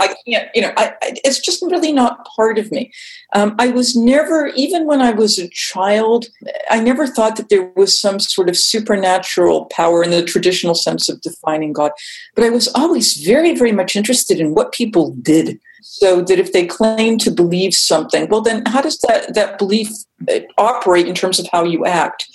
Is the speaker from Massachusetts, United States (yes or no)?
yes; Massachusetts, United States; I'm from Massachusetts